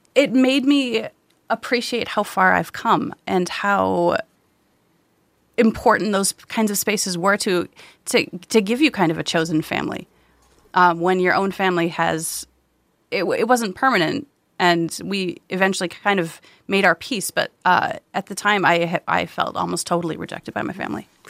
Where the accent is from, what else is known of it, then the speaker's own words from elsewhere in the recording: Wisconsin, United States; growing up in Wisconsin